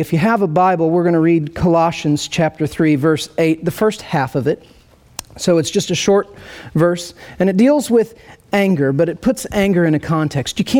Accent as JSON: {"language": "English", "region": "rural Indiana", "country": "United States", "tie": "born or raised there", "also_born_or_lived": "Nashville / St. Louis", "moved": "as an adult", "lives_now": "Kansas City, United States", "said": "I grew up in rural Indiana, central Indiana"}